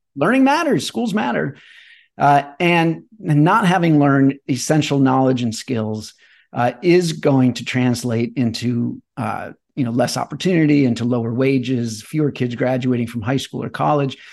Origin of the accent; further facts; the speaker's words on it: Chesterfield, Missouri, United States; moved away; I grew up in Chesterfield, Missouri